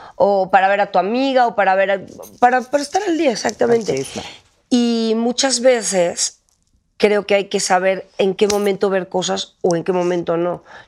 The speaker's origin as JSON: {"language": "Spanish", "country": "Mexico", "moved": "as an adult", "said": "me tuve que salir de …, me tuve que salir de México para creer en mí"}